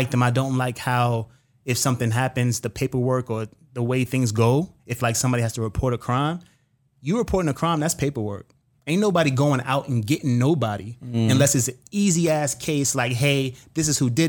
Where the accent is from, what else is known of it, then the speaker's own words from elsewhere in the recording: New York City, New York, United States; I grew up in the inner city. I grew up in New York City